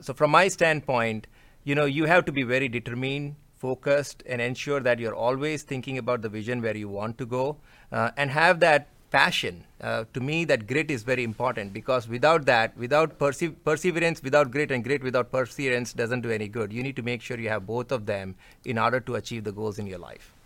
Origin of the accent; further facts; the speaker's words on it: India; moved away as an adult; now in United States; I come from India, culture-wise, as it relates to working with my colleagues in India is relatively easy